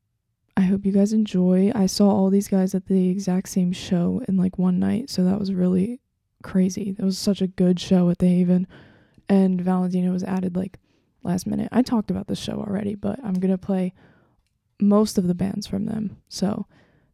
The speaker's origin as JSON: {"language": "English", "area": "Delaware County", "region": "Pennsylvania", "country": "United States", "tie": "born or raised there", "said": "they're from Delaware County. And that's where I'm from"}